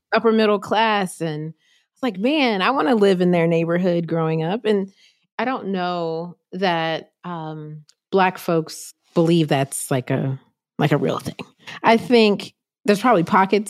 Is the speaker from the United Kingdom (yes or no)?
no; North Carolina, United States; my home state, North Carolina